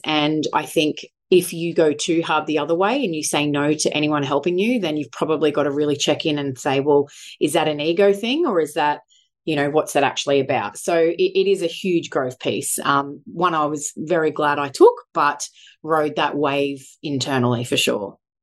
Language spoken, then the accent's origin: English; Sunshine Coast, Queensland, Australia; moved away as an adult; also born or lived in Brisbane / Mackay; Born and bred Sunshine Coast, although moved away to Brisbane and Mackay